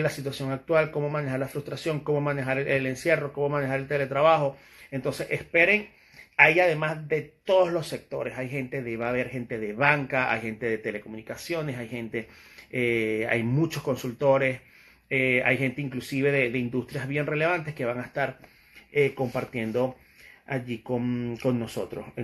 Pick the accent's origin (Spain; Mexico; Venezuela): Venezuela; yo soy extranjero, y soy venezolano y yo no me meto mucho en esos temas. Ya tuve bastante con, con mi país.